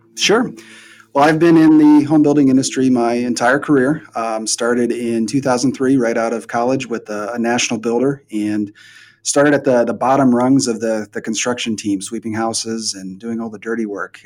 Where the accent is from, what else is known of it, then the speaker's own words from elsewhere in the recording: Midwest, United States; moved away as an adult; also born or lived in Tampa Bay, Florida; now in Columbus, Ohio, United States; I'm from the Midwest, so they moved me back to the Midwest